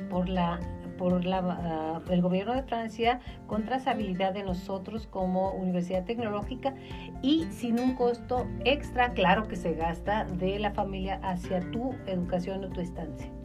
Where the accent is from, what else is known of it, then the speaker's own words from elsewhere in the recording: Mexico; los mexicanos somos como jarritos de Tlaquepaque